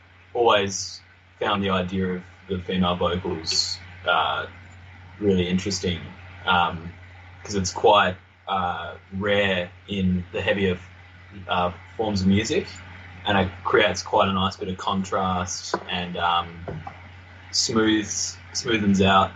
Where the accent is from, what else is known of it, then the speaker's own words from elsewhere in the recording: Tasmania, Australia; growing up in Tassie as well, it's like snakes are pretty common down here